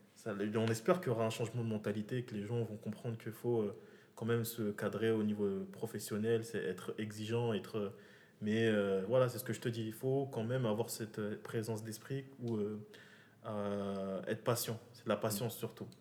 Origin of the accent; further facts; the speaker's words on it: Moroni, Grande Comore, Comoros; moved away as an adult; now in France; j'ai grandi au Comores. je, je, suis venu ici quand j'ai eu le bac, j'ai grandi au Comores